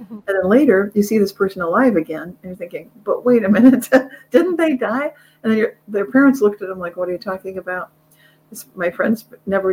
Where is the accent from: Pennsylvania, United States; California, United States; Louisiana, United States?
California, United States; Carmichael; I grew up in the Sacramento area, Carmichael, really close